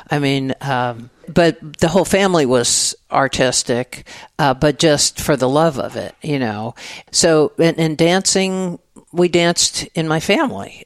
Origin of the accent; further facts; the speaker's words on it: Dallas, Texas, United States; moved away as an adult; also born or lived in San Francisco / New York; now in Austin, United States; I grew up in Dallas, Texas, so mm-hmm. in the suburbs